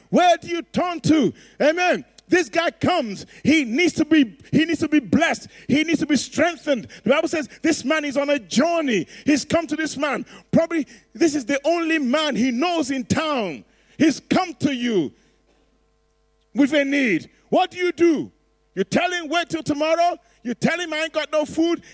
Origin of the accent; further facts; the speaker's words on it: Nigeria; I'm Nigerian